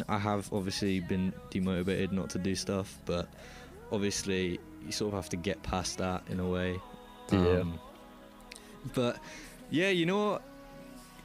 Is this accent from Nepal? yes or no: no; United Kingdom; we're both from Britain